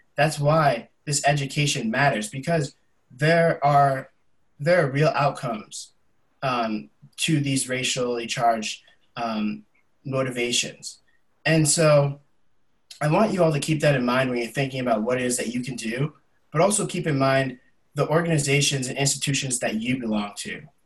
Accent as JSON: {"language": "English", "area": "the Berkshires", "region": "Massachusetts", "country": "United States", "tie": "born or raised there", "said": "I'm born and raised here in the Berkshires. So this is my hometown community."}